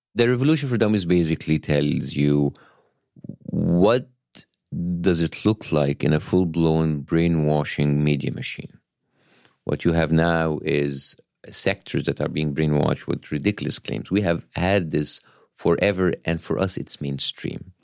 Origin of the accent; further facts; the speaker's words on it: Cairo, Cairo Governorate, Egypt; English is a second language; moved away as an adult; now in Los Angeles, United States; I was born in Cairo, Egypt